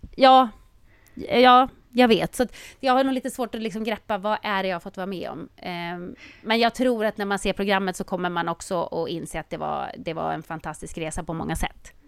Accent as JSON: {"language": "Swedish", "country": "Sweden", "said": "som svensk"}